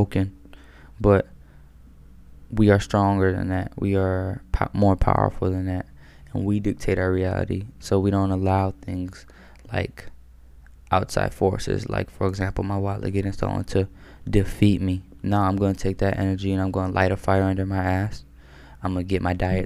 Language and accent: English; Maryland, United States; I'm from Maryland.